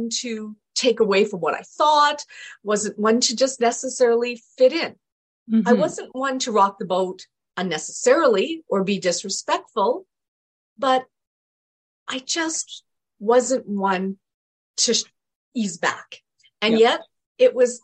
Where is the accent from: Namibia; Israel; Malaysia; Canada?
Canada; also born or lived in England; my parents moved to Canada when I was two